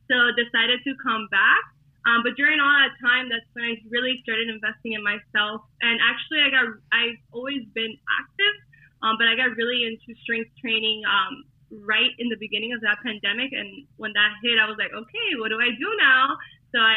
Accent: Hialeah, Florida, United States; I am from Hialeah, so you know where all the Cubans are at, here in Miami. So I am a Miami girl, and you could probably hear the accent, of course

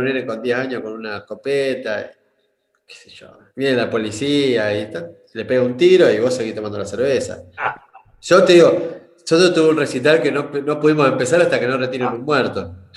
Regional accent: Argentina; moved away; also born or lived in Rosario / Brazil; yo soy del interior de Argentina

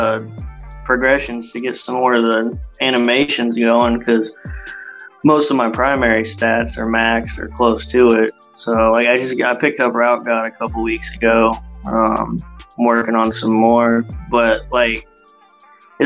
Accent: Kansas City, United States; I'm from Kansas City. Live in Kansas City

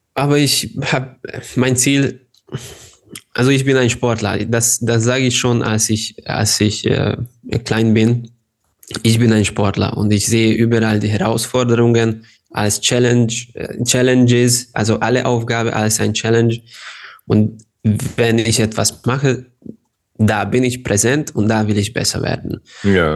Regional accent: Ada, Vojvodina, Serbia; German is a second language; also born or lived in Hungary / Germany; Ich bin in Serbien geboren, mhm. aber ich bin Ungar. Und ich wohne ganz nah zu der serbischen-ungarischen Grenze, aber auf der serbischen Seite

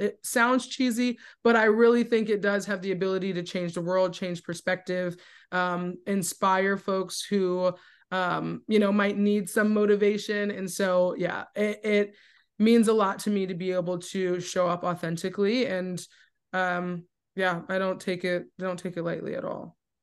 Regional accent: New Jersey, United States; moved away as an adult; now in Richmond, United States; I'm from Jersey. I've moved to Richmond, completely new environment

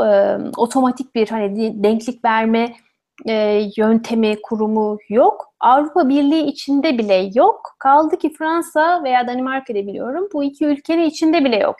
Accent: Ankara, Turkey; first language Turkish; moved away as an adult; also born or lived in Odense, Denmark; now in Bordeaux, France; Ankara'da doğdum büyüdüm.

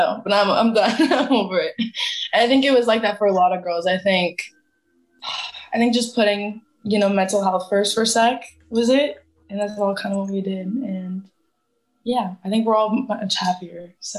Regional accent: Canada; I only had 6 months in the U.S. as a Canadian, so my 6 months was up.

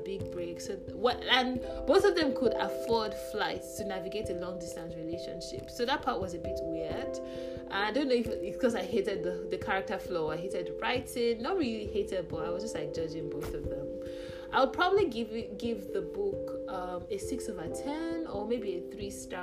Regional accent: Nigeria; As a Nigerian

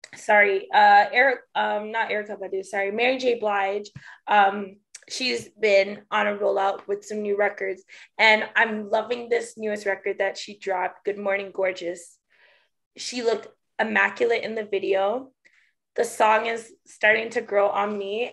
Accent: Canada; being Canadian, we don't have huge churches like

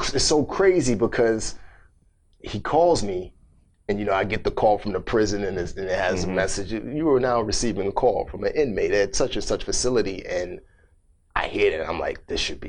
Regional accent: New York City, New York, United States; moved away as an adult; also born or lived in Africa; growing up in the Bronx

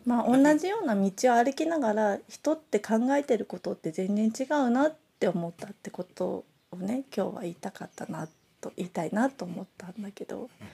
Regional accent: Nagoya, Aichi, Japan; 私は名古屋生まれ名古屋育ち

